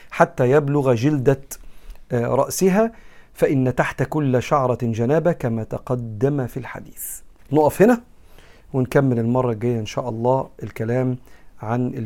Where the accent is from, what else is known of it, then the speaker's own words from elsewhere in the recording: Egypt; زي ما بنقول احنا كمصريين